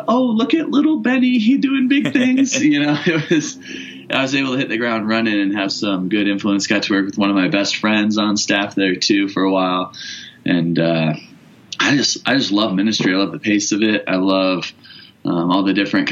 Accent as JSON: {"language": "English", "region": "Iowa", "country": "United States", "tie": "born or raised there", "moved": "as an adult", "lives_now": "Parker, Colorado, United States", "said": "I started back in Iowa at the church I actually grew up at and worked there for about 7 years"}